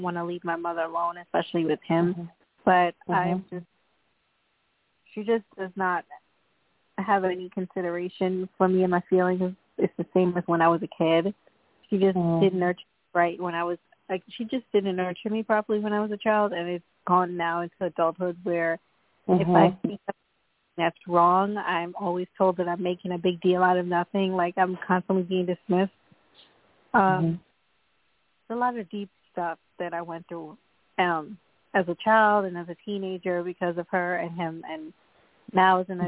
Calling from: Long Island, New York, United States; I'm calling from Long Island, New York.

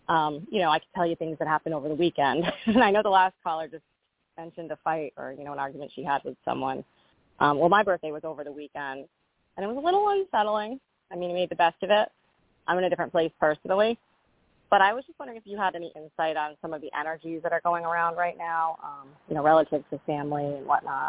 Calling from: Rhode Island, United States; I'm calling from Rhode Island.

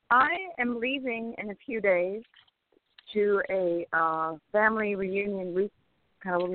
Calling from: California, United States; Hi, this is … from California.

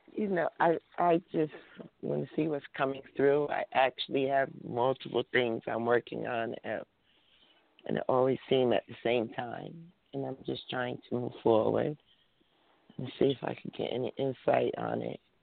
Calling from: New Jersey, United States; I'm calling from New Jersey

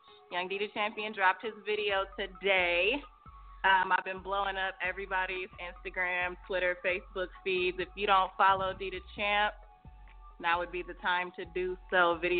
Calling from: Detroit, Michigan, United States; I'm calling from Detroit, Michigan, 313 in the building.

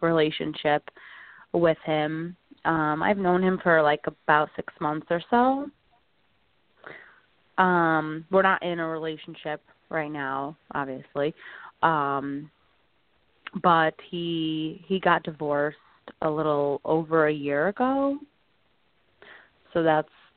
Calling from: Connecticut, United States; I'm calling from Connecticut

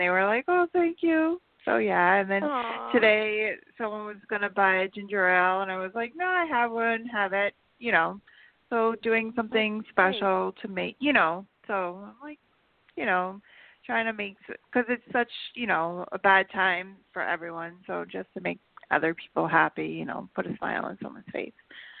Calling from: New York, United States; Hi, Jorianne. … from New York.

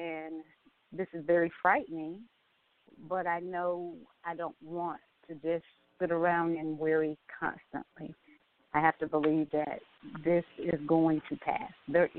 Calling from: Atlanta, Georgia, United States; I'm calling from Atlanta, Georgia, and I work for the state.

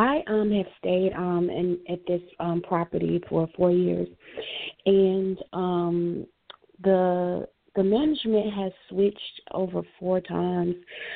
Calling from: Florida, United States; Yes, hi. I'm calling from Florida.

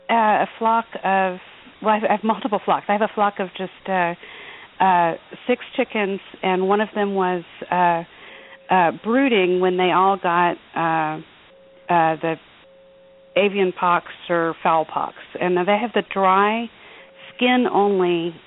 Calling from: Texas, United States; I'm calling from Texas

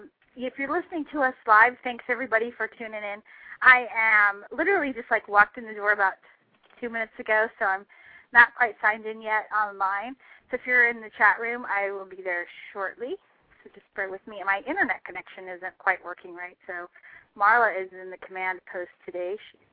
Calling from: Chicago, Illinois, United States; I'm great. I'm live from Chicago, so I'm happy to be here.

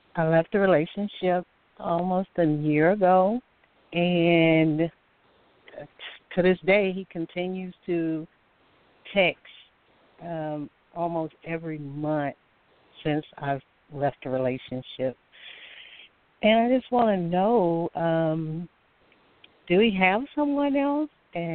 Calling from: Alabama, United States; I'm calling from Alabama.

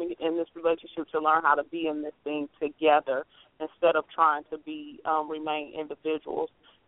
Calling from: Ohio, United States; I'm calling from Ohio.

